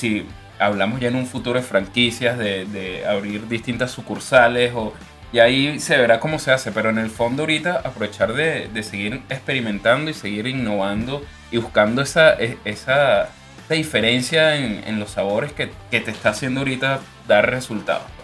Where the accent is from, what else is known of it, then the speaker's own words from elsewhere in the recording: Puerto Cabello, Carabobo, Venezuela; now in Concepción, Chile; yo soy oriundo de Puerto Cabello, Estado Carabobo